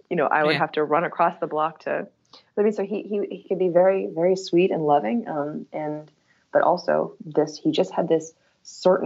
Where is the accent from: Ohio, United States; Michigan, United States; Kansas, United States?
Kansas, United States; Topeka; my hometown of Topeka, Kansas